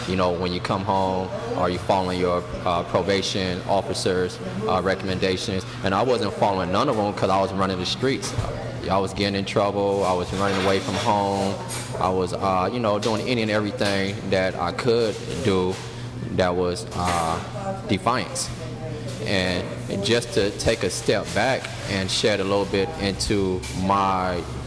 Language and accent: English; Carson, California, United States; I was born and raised in Carson, California